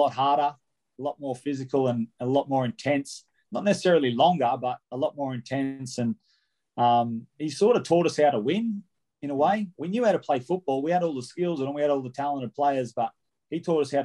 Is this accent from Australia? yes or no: yes; Wollongong, New South Wales, Australia; I'm from Wollongong, born and bred. So I'm from Corrimal originally, but I've moved into town now.